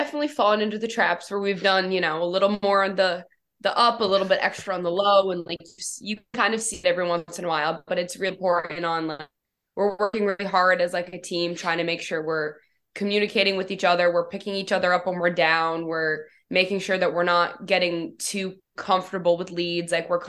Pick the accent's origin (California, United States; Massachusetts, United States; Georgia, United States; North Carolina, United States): Massachusetts, United States; Baldwinville; I'm a junior. I'm from Baldwinville, Massachusetts.